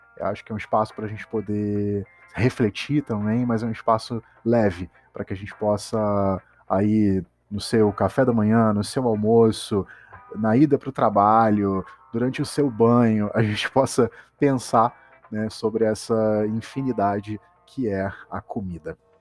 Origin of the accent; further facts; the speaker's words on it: Petrópolis, Rio de Janeiro, Brazil; now in Rio de Janeiro, Brazil; Eu sou de Petrópolis, uma cidadezinha do interior